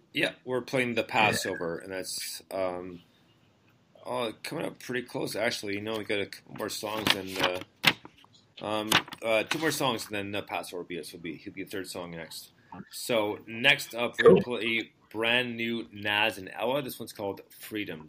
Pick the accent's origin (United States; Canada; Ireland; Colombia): Canada; Montreal, Quebec; moved away as an adult; I, was born and raised in Montreal, right? So I was there for 17 and a half years